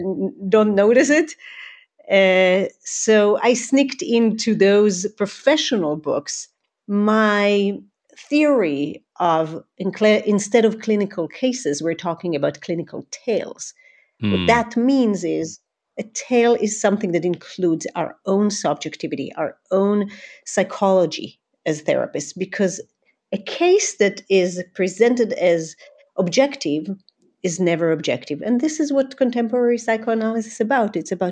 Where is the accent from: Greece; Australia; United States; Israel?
Israel; I grew up in Israel. My parents immigrated when they were young children. My father is from Iran. My mother is from Syria.